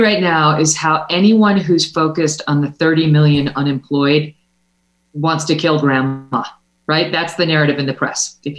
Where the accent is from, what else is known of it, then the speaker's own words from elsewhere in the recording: New York, United States; like, for example, my home state of New York.